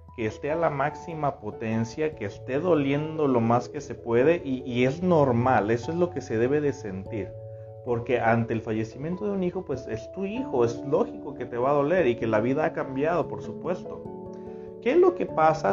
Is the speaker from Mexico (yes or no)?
yes; Tepic, Nayarit, Mexico; Yo también soy de aquí, de Tepic